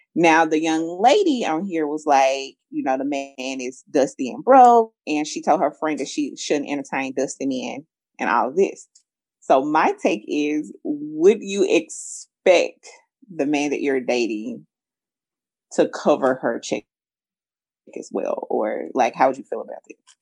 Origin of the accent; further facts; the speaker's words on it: the South, United States; I'm from the South too